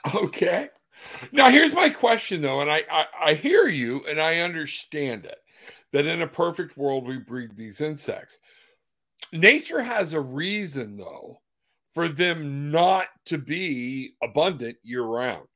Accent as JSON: {"language": "English", "region": "Florida", "country": "United States", "said": "I'm from Florida"}